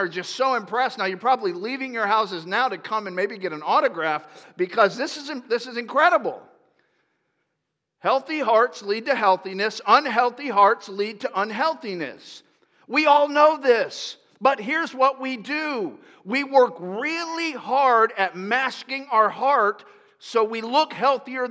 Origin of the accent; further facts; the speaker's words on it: Lakeland, Florida, United States; I grew up in Florida